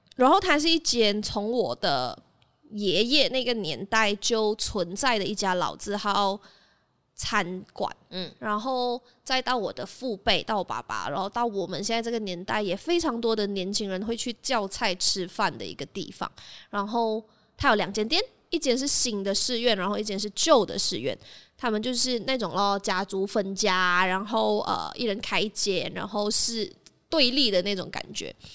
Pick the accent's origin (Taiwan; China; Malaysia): Malaysia; 起床盖真的是一个我在那边长大，然后吃了很多东西长大的地方